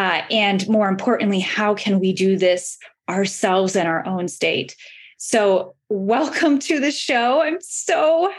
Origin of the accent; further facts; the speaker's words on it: Alaska, United States; here in my hometown in Alaska.